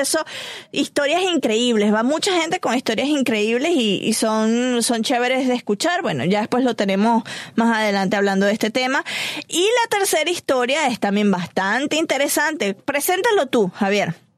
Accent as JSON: {"language": "Spanish", "country": "Venezuela", "said": "nosotros los venezolanos"}